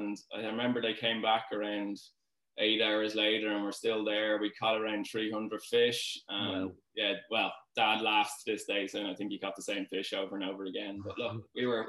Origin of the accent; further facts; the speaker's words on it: Dublin, Leinster, Ireland; I'm from Dean's Grange area, Dublin.